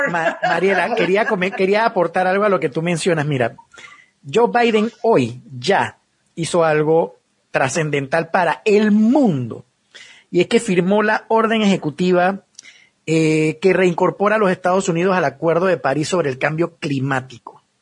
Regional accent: Panama; si yo me pongo la vacuna y soy el único panameño en el mundo, perdón, el único panameño en este país con la vacuna, no va a funcionar.

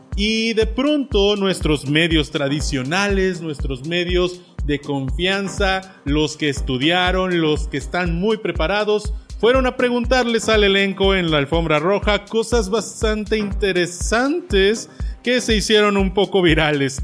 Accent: Mexico; como mexicano

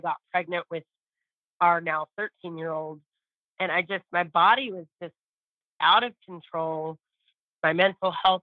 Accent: California, United States; moved away as an adult; now in Texas, United States; I'm actually from California. I've been in Texas for 15 years.

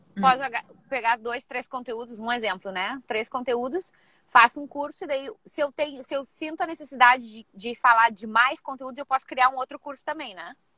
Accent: Rio Grande do Sul, Brazil; moved away as an adult; now in San Diego, United States; sou do Rio Grande do Sul, aí no Brasil, mas já faz 12 anos que eu vivo aqui em San Diego

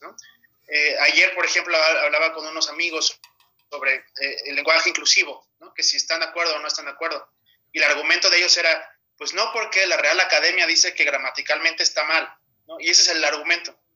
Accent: Mexico; also born or lived in Europe

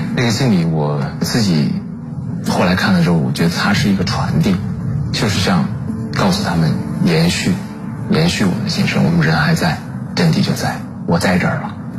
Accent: southern China, China; 因为我是南方人

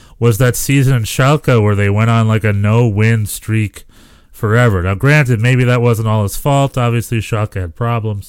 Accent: North Carolina, United States; now in Los Angeles, United States; I'm from North Carolina

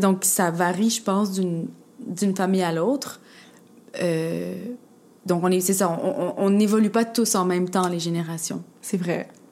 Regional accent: Quebec, Canada; je suis québécoise, je suis née ici, puis j'ai grandi ici, puis j'ai baigné euh, complètement dans la culture québécoise.

